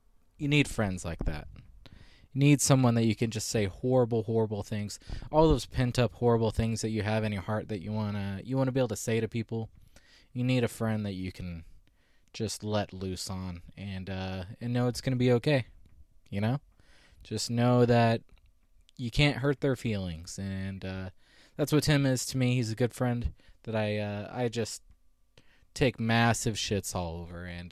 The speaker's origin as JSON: {"language": "English", "town": "Visalia", "region": "California", "country": "United States", "tie": "born or raised there", "said": "Visalia, which is my hometown, and we went to the same high school"}